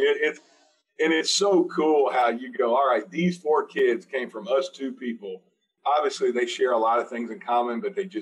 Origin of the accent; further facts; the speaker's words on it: Marietta, Georgia, United States; moved away as an adult; also born or lived in Buford, Georgia; now in Miami, United States; I grew up in Marietta, Georgia